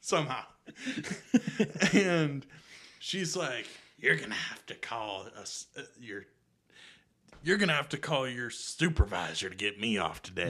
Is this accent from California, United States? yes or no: no; Atlanta, Georgia, United States; I'm from Atlanta